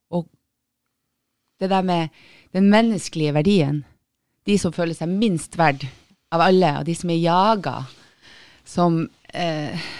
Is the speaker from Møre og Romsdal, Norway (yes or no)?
no; Tromsø, Troms, Norway; accent: northern Norwegian; jeg er fra Tromsø